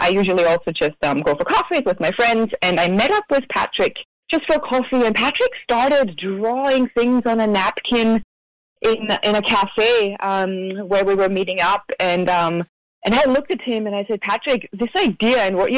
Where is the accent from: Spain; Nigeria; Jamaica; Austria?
Austria; moved away as an adult; now in Maui, United States; born and raised in Austria